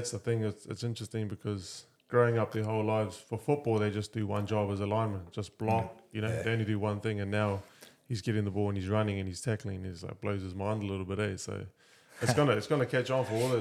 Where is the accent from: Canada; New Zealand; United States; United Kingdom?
New Zealand; Auckland; moved away as an adult; now in Northland, New Zealand; I was born and raised in Auckland.